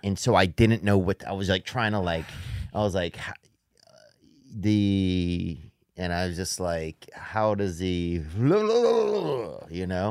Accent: Louisiana, United States; I'm from Louisiana

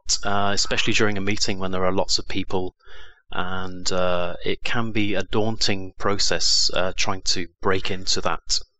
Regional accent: England, United Kingdom; now in Lima, Peru; I'm from England, the UK, and I'm in South America in a country called Peru. I'm living in the capital, Lima

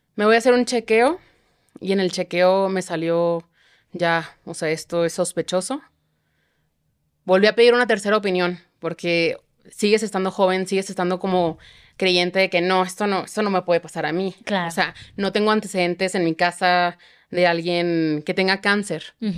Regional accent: Chihuahua, Mexico; now in Mexico City, Mexico; yo soy de Chihuahua

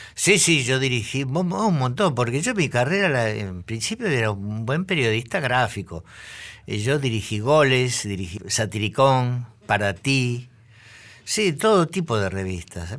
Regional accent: Buenos Aires, Argentina; yo soy del Buenos Aires, soy el típico zurdito del Nacional Buenos Aires de aquella época

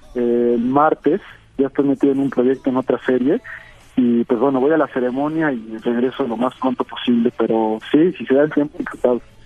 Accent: State of Mexico, Mexico; yo nací en el Estado de México

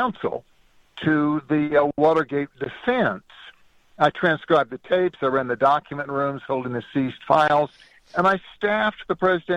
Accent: Southern California, United States; I grew up in Southern California

